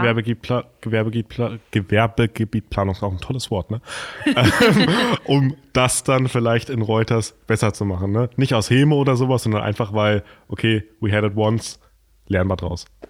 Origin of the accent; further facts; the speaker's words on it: Lauterbach, Hesse, Germany; Ich komme ja aus Lauterbach